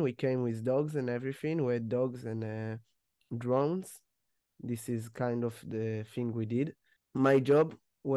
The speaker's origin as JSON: {"language": "English", "town": "Ness Ziona", "region": "Central District", "country": "Israel", "said": "I'm from Nes Tziona."}